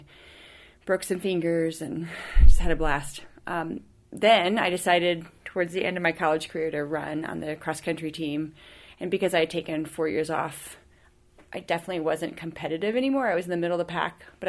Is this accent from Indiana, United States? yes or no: yes; Indiana, United States; moved away as an adult; also born or lived in Florida; I grew up in Indiana